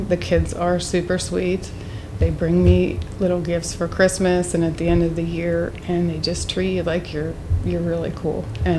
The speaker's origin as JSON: {"language": "English", "town": "Mount Lebanon", "region": "Pennsylvania", "country": "United States", "tie": "born or raised there", "said": "I grew up in Mount Lebanon and I walked to every school that I went to."}